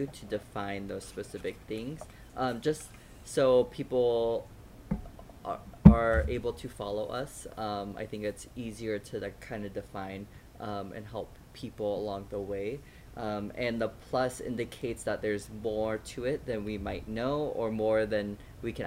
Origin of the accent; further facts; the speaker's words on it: United States; all of us were born and raised in the States